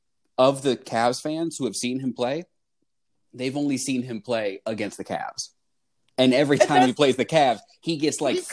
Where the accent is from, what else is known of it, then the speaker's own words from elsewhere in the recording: Ohio, United States; moved away as an adult; now in Michigan, United States; I'm from Ohio, but I've been living in Michigan for 6 years.